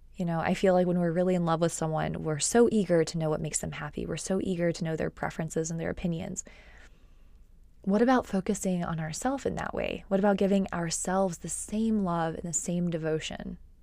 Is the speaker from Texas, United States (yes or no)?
yes; Texas, United States; also born or lived in Austin, Texas; I've lived in Texas since I was about eight